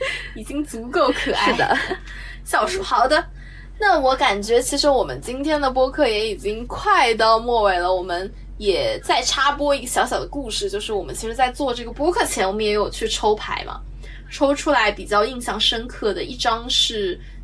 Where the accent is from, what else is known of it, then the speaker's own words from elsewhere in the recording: Shanghai, China; 我们俩都是等于说土生土长的上海人嘛，虽然我们是这个不属于市中心人